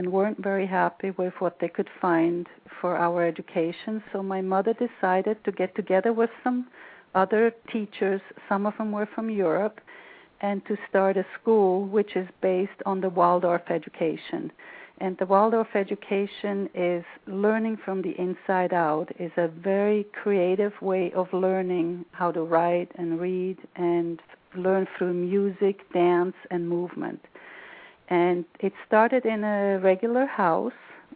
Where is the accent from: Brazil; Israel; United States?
Brazil; Rio de Janeiro; moved away; I was born in 1953 in Rio, which is one of the most beautiful cities on earth. And my childhood was a very nurturing, very well-rounded childhood.